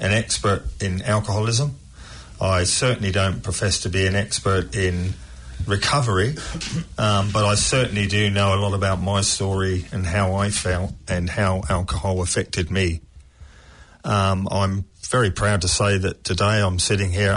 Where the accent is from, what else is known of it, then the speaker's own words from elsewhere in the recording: England, United Kingdom; now in New Zealand; As I was growing up in England